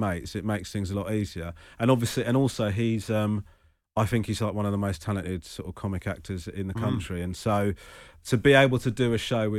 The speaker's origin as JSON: {"language": "English", "town": "Crawley", "region": "South East England", "country": "United Kingdom", "tie": "born or raised there", "said": "I was born in Crawley, but gone to Sri Lanka"}